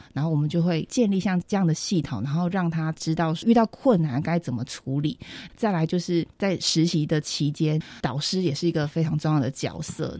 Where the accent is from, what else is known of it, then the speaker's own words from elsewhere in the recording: Hualien County, Taiwan; 我也是花莲人